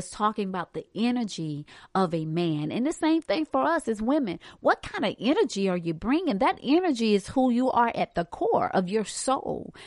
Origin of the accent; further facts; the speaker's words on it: Hartsville, South Carolina, United States; moved away as an adult; also born or lived in Charlotte; I'm from Hartsfield, South Carolina. We don't have skyscrapers there.